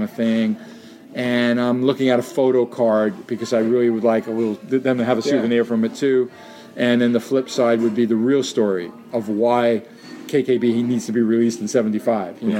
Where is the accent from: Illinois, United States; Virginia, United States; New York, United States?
New York, United States; New York City; who I grew up with on in Jackson Heights, where I lived then in Queens